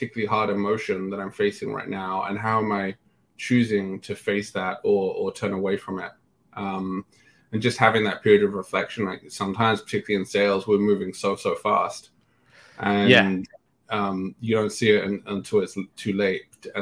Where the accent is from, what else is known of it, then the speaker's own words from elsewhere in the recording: England, United Kingdom; moved away as an adult; also born or lived in London; now in San Francisco, United States; growing up in England, working in England